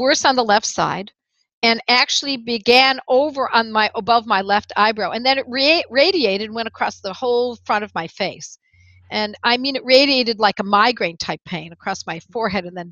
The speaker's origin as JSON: {"language": "English", "town": "Buffalo", "region": "New York", "country": "United States", "tie": "born or raised there", "moved": "yes", "said": "ever since I had moved back to my hometown of Buffalo, New York"}